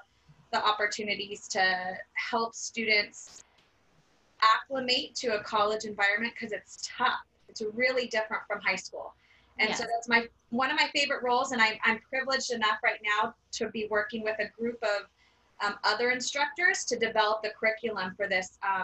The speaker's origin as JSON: {"language": "English", "town": "Bakersfield", "region": "California", "country": "United States", "tie": "born or raised there", "said": "I grew up in Bakersfield. I grew up on the east side of Bakersfield."}